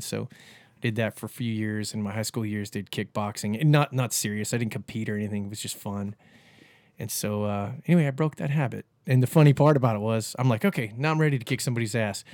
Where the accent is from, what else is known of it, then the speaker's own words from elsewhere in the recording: Cocoa Beach, Florida, United States; also born or lived in Cape Canaveral, Florida / Kauai, Hawaii; moved back to Cocoa Beach when I was probably about ten and, um, lived there for another twenty years, went to Cocoa Beach High School